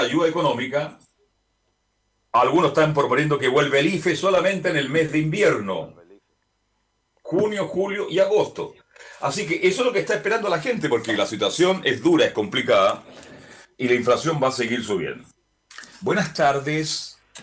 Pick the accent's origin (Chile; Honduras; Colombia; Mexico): Chile; somos muy lapidarios en la crítica en Chile